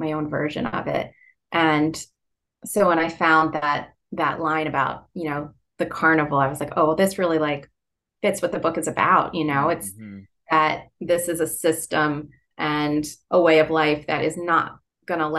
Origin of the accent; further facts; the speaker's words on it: Philadelphia, Pennsylvania, United States; accent: Philadelphia; nasal East Coast; my Philadelphia accent